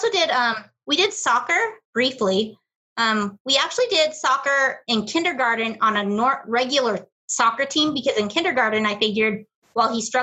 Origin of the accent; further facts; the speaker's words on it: Spokane, Washington, United States; I grew up in Spokane and I danced for 15 years